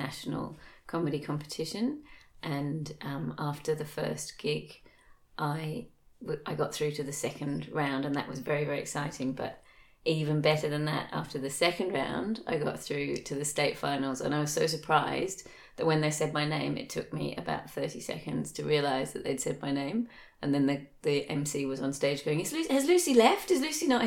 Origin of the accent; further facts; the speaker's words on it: England, United Kingdom; now in Australia; I grew up in England, and when I was a kid in the 80s